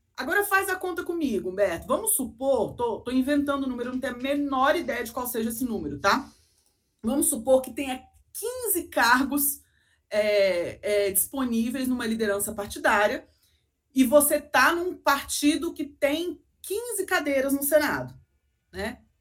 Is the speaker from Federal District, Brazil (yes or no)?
yes; Brasília, Federal District, Brazil; Então eu sou brasiliense mesmo